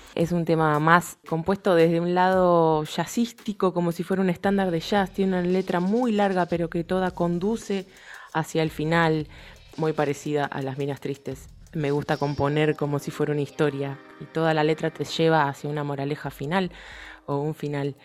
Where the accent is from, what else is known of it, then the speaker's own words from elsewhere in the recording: Pilar, Buenos Aires Province, Argentina; moved away as an adult; now in Buenos Aires, Argentina; soy de Pilar, tuve la suerte de, de criarme rodeada de un montón de músicos